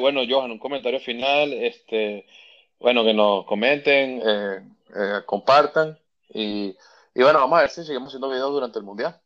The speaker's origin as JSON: {"language": "Spanish", "country": "Venezuela", "said": "yo que soy venezolano"}